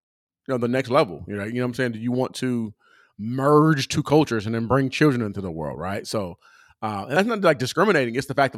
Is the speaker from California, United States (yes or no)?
yes; California, United States; I grew up in California.